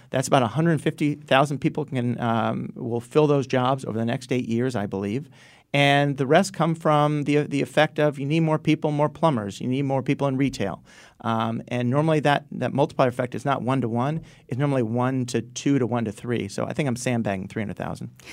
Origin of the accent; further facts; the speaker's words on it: Stamford, Connecticut, United States; also born or lived in Enfield, Connecticut / Groton, Connecticut; I grew up in Stanford